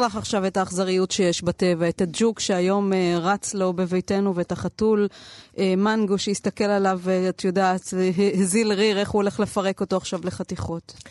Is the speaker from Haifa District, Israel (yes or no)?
no; Tel Aviv, Tel Aviv District, Israel; אצלנו בתל אביב